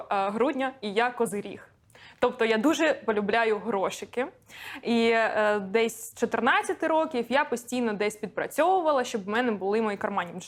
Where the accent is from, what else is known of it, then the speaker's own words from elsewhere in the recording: Donetsk, Donetsk Oblast, Ukraine; first language Russian; Ukrainian is a second language; moved away as an adult; Я так, народилася це... та вирісла у Донецьку.